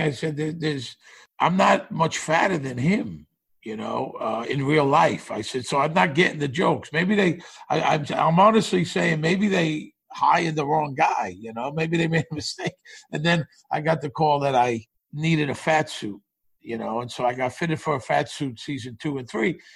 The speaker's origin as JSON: {"language": "English", "town": "New York City", "region": "New York", "country": "United States", "tie": "born or raised there", "also_born_or_lived": "Las Vegas / Los Angeles", "moved": "as an adult", "said": "I grew up in Brooklyn, but I left in like 1979"}